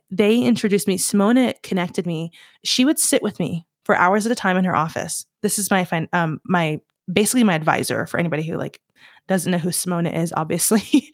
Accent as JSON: {"language": "English", "region": "Southeast", "country": "United States", "also_born_or_lived": "Los Angeles", "moved": "yes", "said": "I'm from the Southeast"}